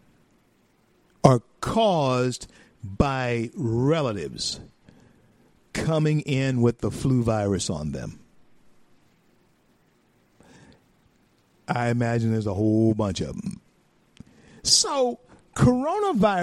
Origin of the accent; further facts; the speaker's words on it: northern Louisiana, United States; also born or lived in Grand Cane, Louisiana; I'm from northern Louisiana.